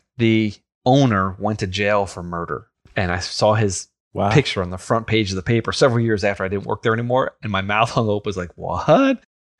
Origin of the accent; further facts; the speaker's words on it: New York, United States; I grew up on Long Island, and on the North Shore, closer to New York City, was the Grucci fireworks family.